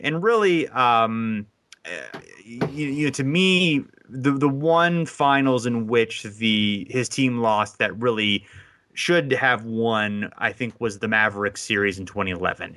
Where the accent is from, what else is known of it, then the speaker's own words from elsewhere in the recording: Ohio, United States; I'm from Ohio